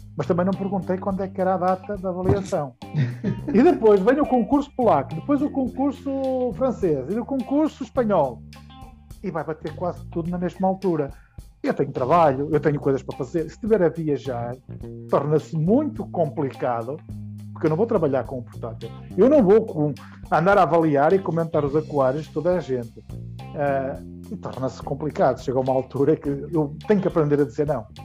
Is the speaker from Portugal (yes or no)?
yes; Portugal; como português de ter no meu país